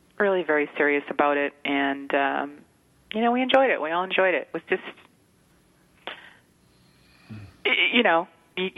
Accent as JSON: {"language": "English", "region": "Texas", "country": "United States", "accent": "Texas", "said": "we're in Texas, so forgive my accent"}